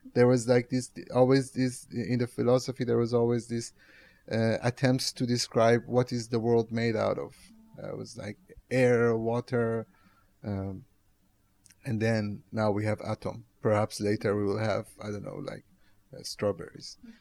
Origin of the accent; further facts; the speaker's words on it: Tehran, Tehran Province, Iran; now in Rotterdam, Netherlands; I'm from Tehran.